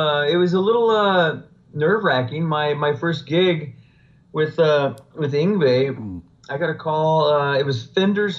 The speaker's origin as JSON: {"language": "English", "region": "Arizona", "country": "United States", "tie": "born or raised there", "also_born_or_lived": "Los Angeles", "moved": "as an adult", "said": "when I was 20 or 21, I moved out from Arizona"}